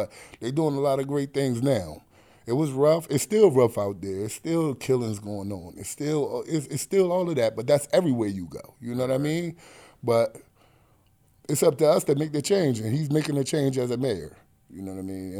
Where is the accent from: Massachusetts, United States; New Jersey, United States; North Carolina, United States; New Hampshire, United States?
New Jersey, United States; Atlantic City; also born or lived in Pleasantville; But Atlantic City is home for me. I was born in Atlantic City. We moved from Atlantic City to Pleasantville, which is like moving from Brooklyn to Queens.